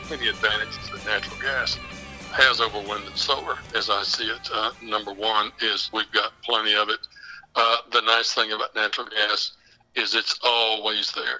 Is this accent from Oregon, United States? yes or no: no; West Texas, United States; where I'm from, I'm actually from the Permian Basin. I'm from West Texas